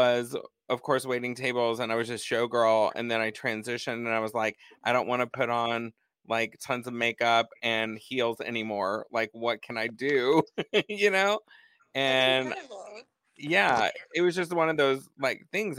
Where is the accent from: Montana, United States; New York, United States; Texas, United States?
Texas, United States; moved away; also born or lived in California; I grew up in Texas, you know, I had to move to California